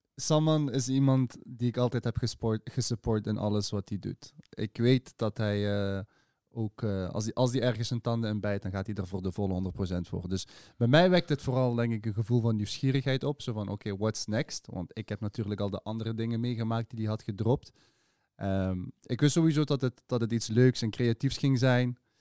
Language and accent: Dutch; Sittard-Geleen, Limburg, Netherlands; now in Maastricht, Netherlands; wel gewoon geboren en getogen in het zuiden van het land. Ik woon nu sinds 12 jaar in, in Maastricht. Het is alweer 12 jaar. Ja, ja, ja, ja, het is 12 jaar. Ik kom oorspronkelijk uit Geleen Sittard